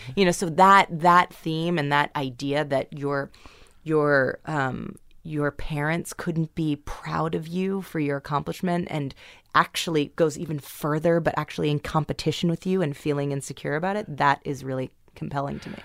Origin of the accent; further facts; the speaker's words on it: New York City, New York, United States; I grew up in New York City.